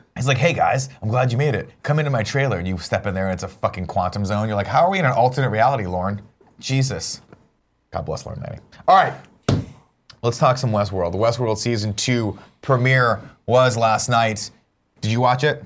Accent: United States; I am unabashedly American.

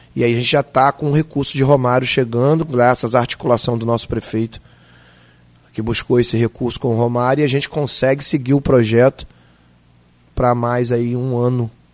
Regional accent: Rio de Janeiro, Brazil; sou morador do estado do Rio

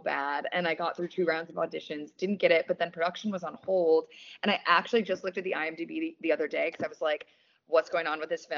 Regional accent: Wisconsin, United States; now in Los Angeles, United States; I'm from Wisconsin

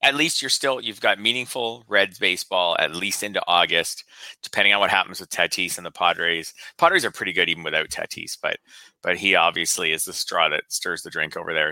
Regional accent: Canada; for me as a Canadian

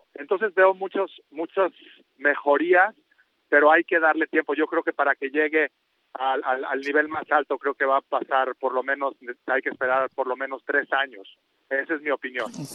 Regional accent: Mexico; todos los mexicanos

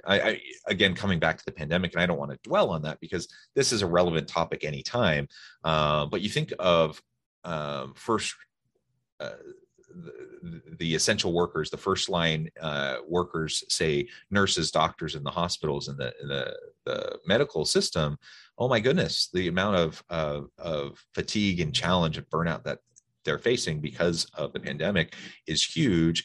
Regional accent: Salem, Oregon, United States; now in Utah, United States; I grew up in Salem, Oregon

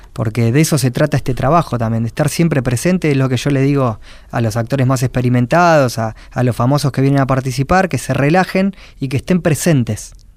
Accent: Quilmes, Buenos Aires Province, Argentina; y soy de Quilmes

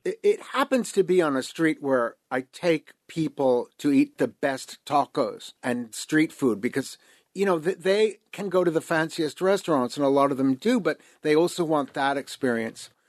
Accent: New York, United States; moved away as an adult; now in Mexico City, Mexico; grew up in New York in the 1970s

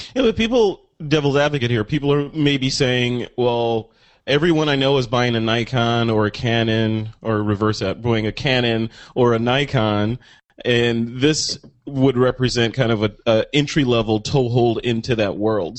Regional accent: Illinois, United States; moved away; Illinois, my home state

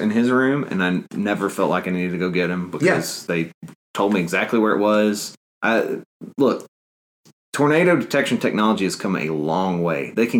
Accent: North Alabama, United States; moved away as an adult; now in Auburn, United States; I grew up in North Alabama, where we had at least one tornado every spring.

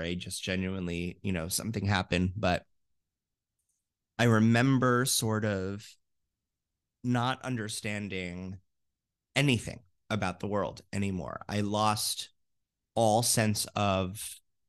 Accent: Fort Lauderdale, Florida, United States; I'm from Fort Lauderdale.

